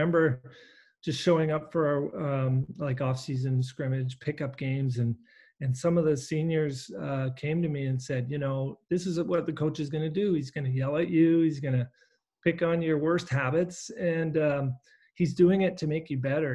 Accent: Surrey, British Columbia, Canada; I grew up in Surrey

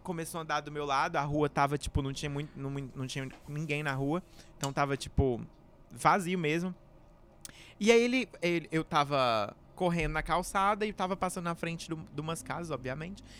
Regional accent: Rio Verde, Goiás, Brazil; Rio Verde, lá na minha cidade, Goiás

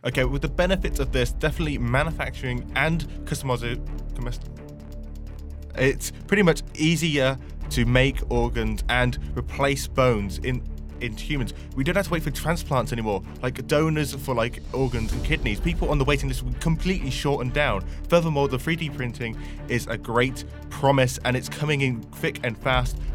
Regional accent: Banbury, South East England, United Kingdom; my hometown in Banbury

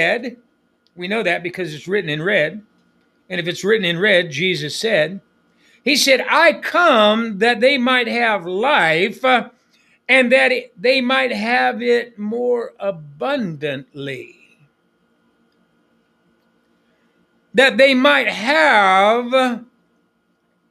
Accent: United States; moved away; I was raised on the Apache Reservation

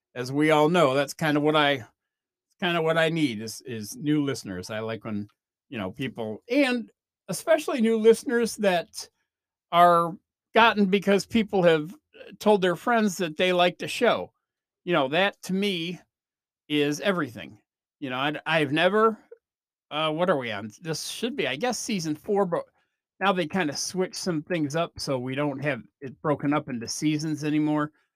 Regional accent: Chicago, Illinois, United States; now in Oklahoma, United States; growing up in Chicago

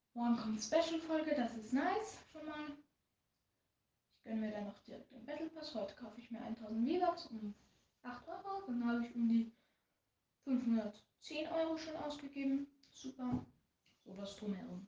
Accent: Austria; accent: Austrian dialect; first language German; ich bin ein Österreicher, das heißt, ich habe ein bisschen Dialekt

